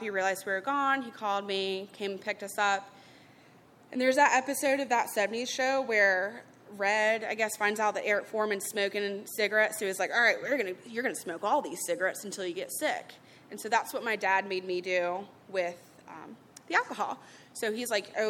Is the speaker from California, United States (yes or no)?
no; Charlotte, North Carolina, United States; I grew up in Charlotte